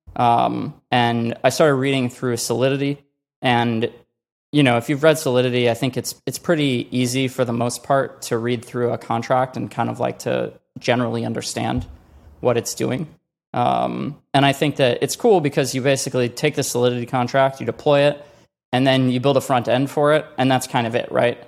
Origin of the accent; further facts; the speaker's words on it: Chicago, Illinois, United States; moved away; also born or lived in Colorado / California; I grew up in Chicago